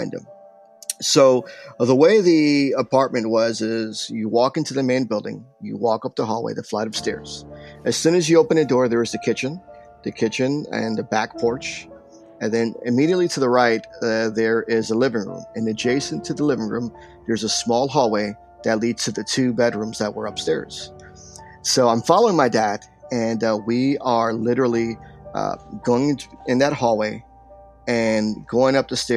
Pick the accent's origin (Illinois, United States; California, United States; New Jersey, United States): New Jersey, United States; Paterson; also born or lived in New York; most of my life, I was raised in Paterson, New Jersey